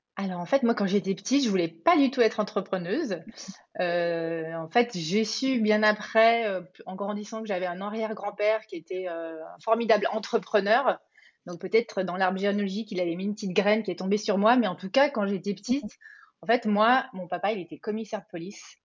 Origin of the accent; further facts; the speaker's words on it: Auvergne-Rhône-Alpes, France; je suis originaire d'Auvergne, euh, donc moi j'ai grandi bah, au milieu voilà des forêts auvergnates